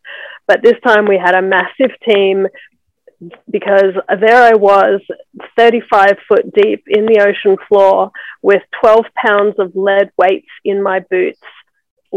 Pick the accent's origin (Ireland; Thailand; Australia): Australia; moved away as an adult; also born or lived in Byron Bay, Australia; now in Los Angeles, United States; I'm in Los Angeles. I've been here for the last 11 years, but I grew up mainly in Australia.